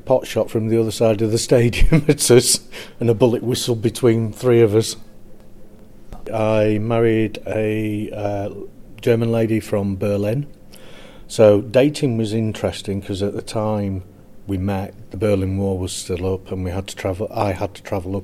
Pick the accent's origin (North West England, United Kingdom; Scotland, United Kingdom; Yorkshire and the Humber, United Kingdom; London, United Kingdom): North West England, United Kingdom; Burnley; I'm from Burnley